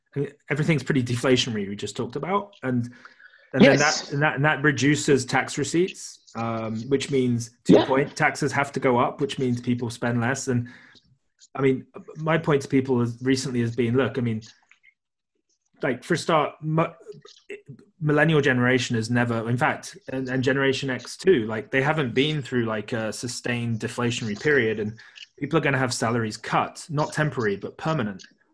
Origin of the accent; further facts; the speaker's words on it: United Kingdom; I'm British